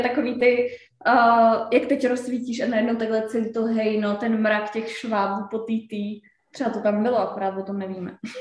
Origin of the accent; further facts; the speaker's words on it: Czechia; my Češi